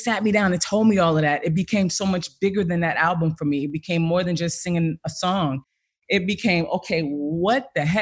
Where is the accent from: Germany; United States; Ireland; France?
United States; East Orange, New Jersey; I'm from East Orange, New Jersey